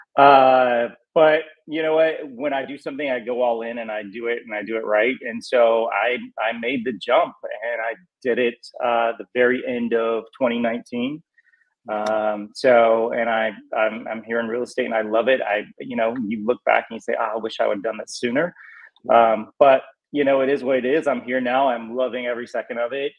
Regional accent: North Carolina, United States; moved away as an adult; now in Los Angeles, United States; I just grew up in southern. You know, I'm from North Carolina.

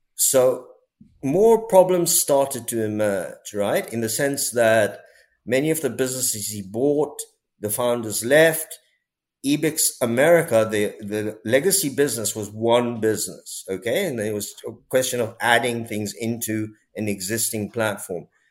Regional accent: India; being Indian

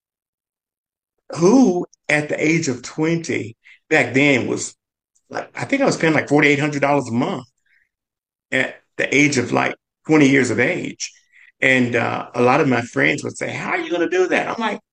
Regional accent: Memphis, Tennessee, United States; Growing up in Memphis

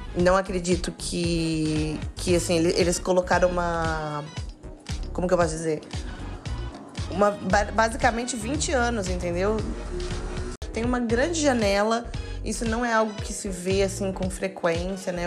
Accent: Brazil; A gente é brasileiro

